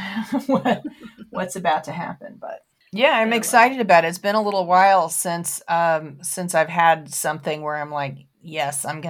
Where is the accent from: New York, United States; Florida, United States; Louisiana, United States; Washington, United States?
Florida, United States; also born or lived in Baltimore, Maryland; now in North Carolina, United States; I grew up in Florida